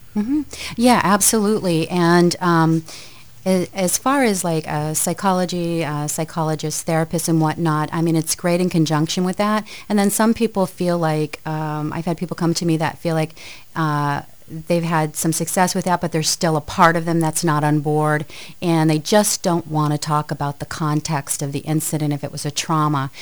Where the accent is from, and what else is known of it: Aroostook County, northern Maine, United States; born or raised there; also born or lived in Lewiston-Auburn, Maine